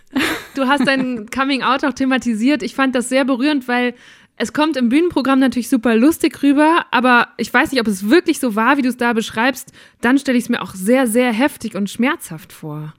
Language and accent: German; Borken, North Rhine-Westphalia, Germany; Ich komme aus Borken